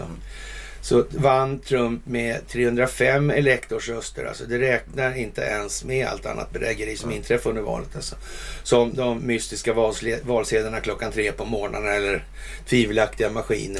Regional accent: Sweden; som svensk

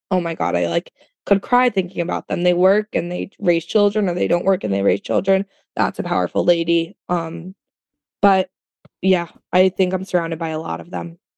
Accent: Florida, United States; um, I'm from Florida. I'm not that southern, but like I am.

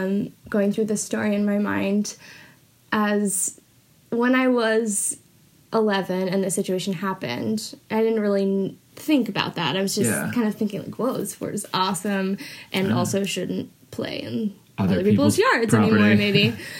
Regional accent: Mid-Coast Maine, United States; moved away; I'm from Mid-Coast Maine.

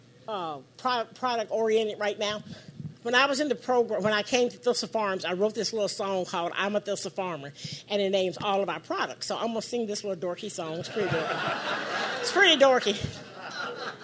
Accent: White House, Tennessee, United States; I grew up in White House, Tennessee

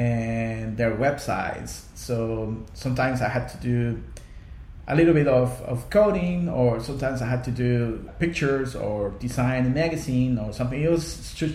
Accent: Costa Rica; first language Spanish; English is a second language; moved away as an adult; also born or lived in Hong Kong; I was born in Costa Rica, right in the Central Valley. I grew up in the middle of coffee farms

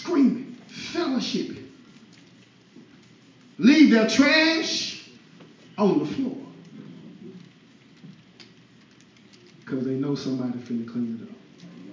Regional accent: Louisiana, United States; moved away; I'm from Louisiana. I'm a boot boy

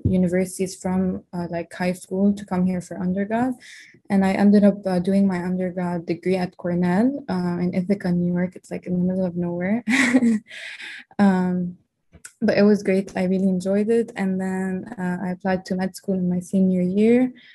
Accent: Lebanon; moved away as an adult; now in United States; I grew up in Lebanon. I was actually born here in the U.S., but my parents moved back when I was like two, and I grew up in Lebanon my whole life.

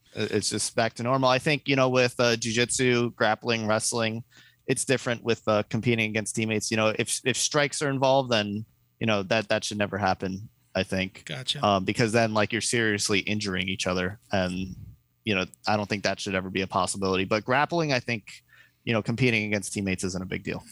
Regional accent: New Jersey, United States; I grew up like 10 minutes from the city in yeah. North Jersey

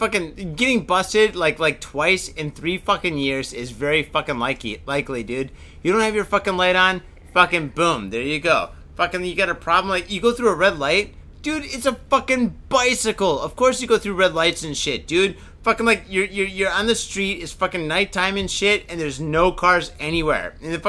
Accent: Canada; I'm Canadian, for God's sake.

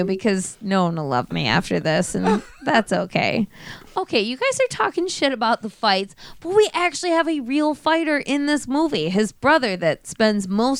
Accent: United States; I'm American.

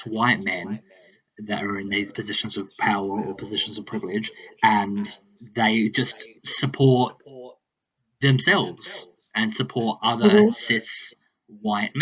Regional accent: central South Australia, Australia; moved away; I grew up in central South Australia. So about 8 hours north of the south coast.

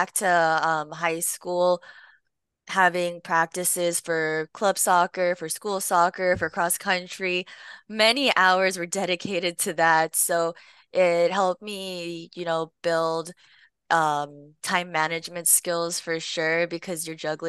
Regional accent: Long Beach, California, United States; I grew up in Long Beach, California, where I was born and raised.

